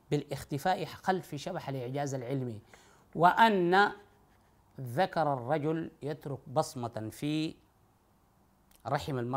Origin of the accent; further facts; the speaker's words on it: Sudan; تحبس وتلبس الابيض وتمنع من الطيب وتنوم على السباتة على الأقل هذا عندنا في السودان بتنوم على الأرض